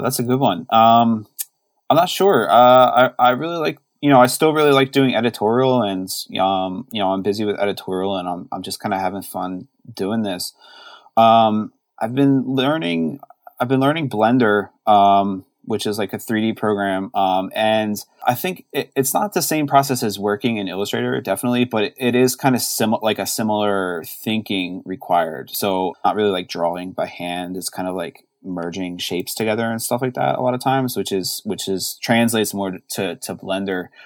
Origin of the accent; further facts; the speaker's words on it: Philadelphia, Pennsylvania, United States; now in Baltimore, United States; growing up in Philly